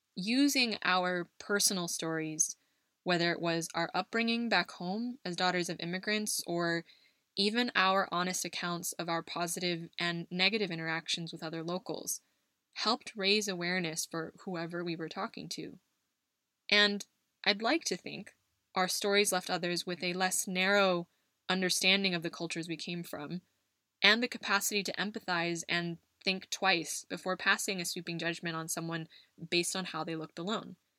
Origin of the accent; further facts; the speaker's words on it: United States; moved away; my home country of the US